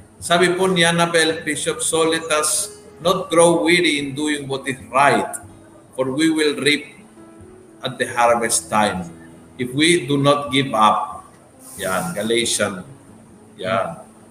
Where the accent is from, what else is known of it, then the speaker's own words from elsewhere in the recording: Argentina; sa amin sa Argentina